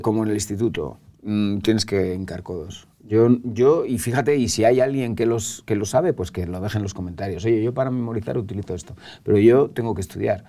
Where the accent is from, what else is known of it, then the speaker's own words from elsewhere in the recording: Calahorra, La Rioja, Spain; now in Madrid, Spain; Yo soy riojano, me siento riojano, soy calagurritano.